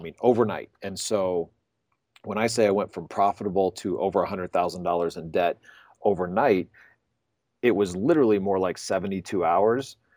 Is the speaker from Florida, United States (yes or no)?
yes; Pensacola, Florida, United States; moved away as an adult; also born or lived in Gainesville, Florida; now in Denver, United States; I grew up in Pensacola